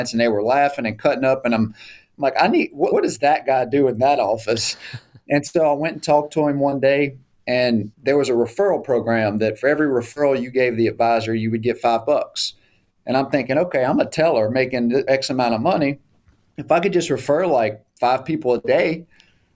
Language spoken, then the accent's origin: English; South Louisiana, United States; moved away as an adult; now in Shreveport, United States; my hometown in South Louisiana. So I'm a Cunass at heart. I'm a South Louisiana boy.